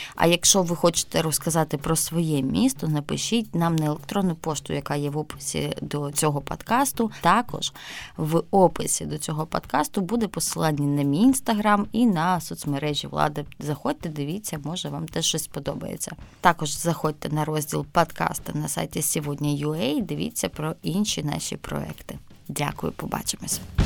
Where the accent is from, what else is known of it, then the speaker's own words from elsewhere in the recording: Zaporizhzhia, Zaporizhzhia Oblast, Ukraine; Запоріжжя, моє рідне місто